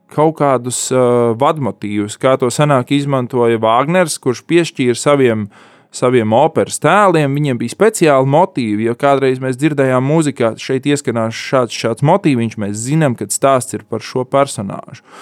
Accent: Talsi, Kurzeme, Latvia; Es esmu dzimis Latvijā, Jā, Talsos.

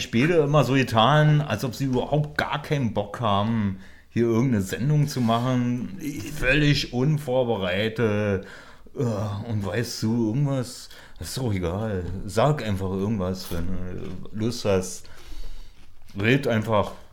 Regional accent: Berlin, Germany; wohne nicht mehr im Krankenhaus, wo ich geboren bin.

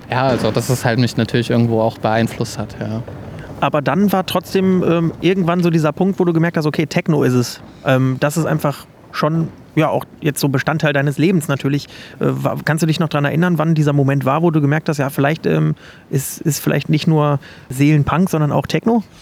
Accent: Leipzig, Saxony, Germany; In meiner Heimatstadt in Leipzig, genau.

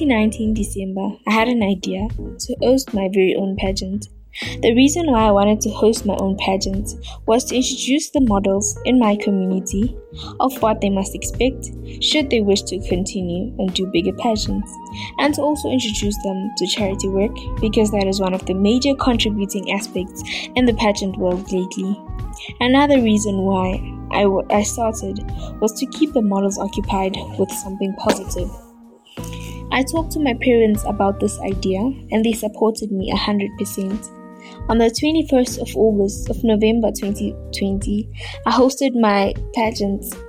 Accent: Middelburg, Mpumalanga, South Africa; born and raised in Middleburg, Mpumalanga

